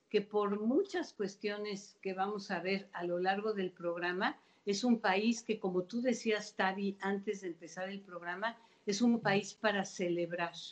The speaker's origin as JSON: {"language": "Spanish", "country": "Mexico", "said": "como mexicanos"}